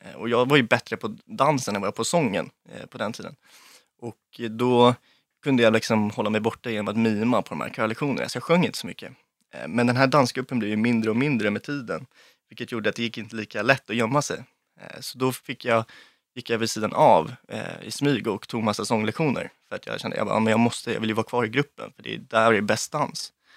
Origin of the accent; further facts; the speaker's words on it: Lidingö, Stockholm County, Sweden; Jag växte upp eh, på Lidingö med min mamma, pappa och mina två brorsor och min hund